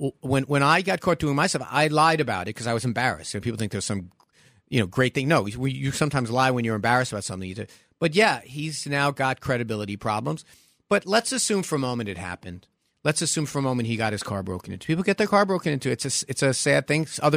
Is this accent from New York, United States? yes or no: yes; New York City, New York, United States; That's the Brooklyn of me